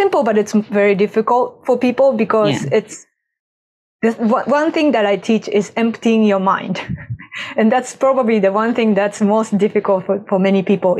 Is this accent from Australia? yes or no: no; Japan; moved away; I grew up in Japan